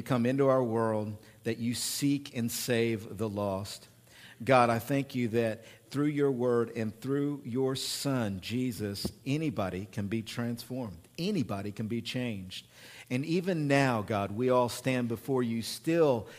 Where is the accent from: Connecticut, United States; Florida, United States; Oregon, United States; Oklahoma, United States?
Oklahoma, United States; accent: hick; moved away; I'm from Oklahoma and I'm a hick